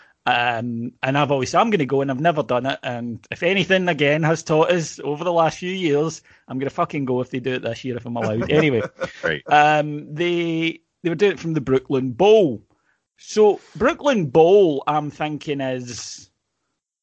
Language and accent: English; United Kingdom; we're British